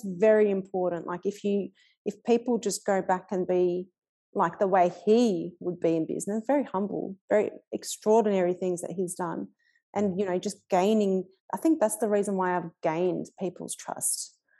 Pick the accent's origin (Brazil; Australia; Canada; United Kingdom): Australia; Melbourne, Victoria; I grew up in Fitzroy and I'm still in Fitzroy